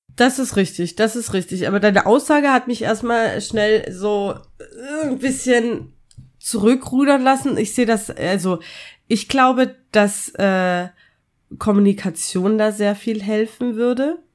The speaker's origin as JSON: {"language": "German", "country": "Austria", "tie": "born or raised there", "said": "in meiner Kindheit in Österreich"}